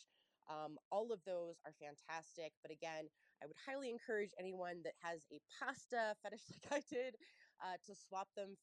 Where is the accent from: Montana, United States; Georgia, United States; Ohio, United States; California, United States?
Ohio, United States; Cincinnati; moved away; I'm from Cincinnati, Ohio. So any of my fellow Cincinnatians